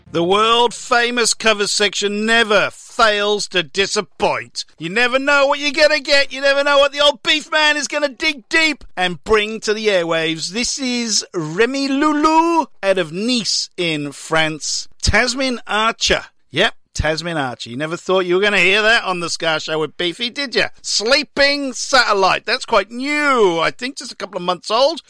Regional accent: Welsh, Wales, United Kingdom; now in Victoria, Australia; I'm Welsh

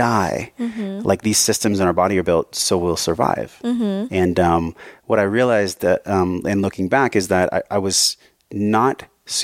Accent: San Diego, California, United States; moved away as an adult; also born or lived in Hawaii; I grew up in San Diego

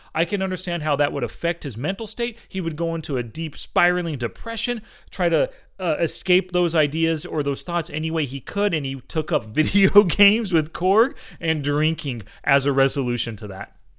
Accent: Fresno, California, United States; you and I grew up in Fresno and Clovis area

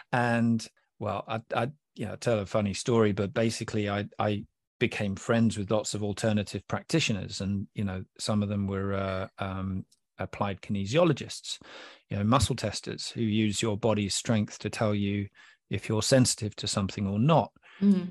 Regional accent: England, United Kingdom; I'm from England

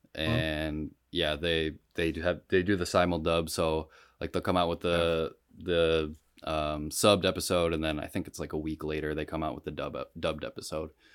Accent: Rochester, New York, United States; I'm from Rochester

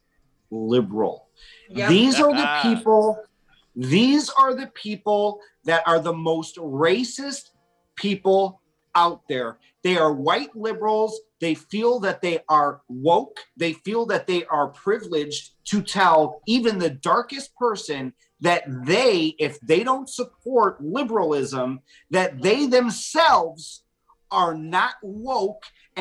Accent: 30 minutes west of downtown Chicago, Illinois, United States; I grew up right here in just 30 minutes west of downtown Chicago.

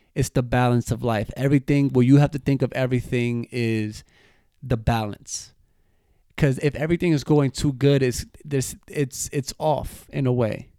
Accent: United States; us that we're from the States

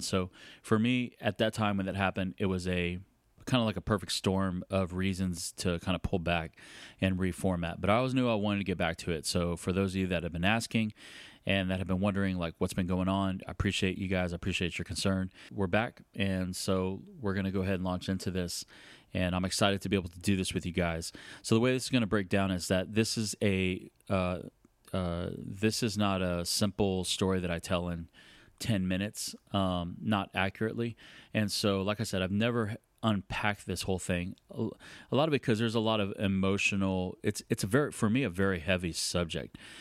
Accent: San Antonio, Texas, United States; was born and raised in San Antonio

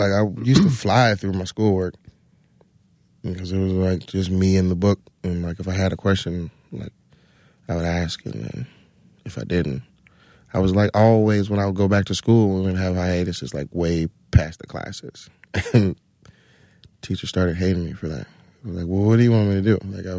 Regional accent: Atlanta, Georgia, United States; No, in Atlanta. I'm from Atlanta.

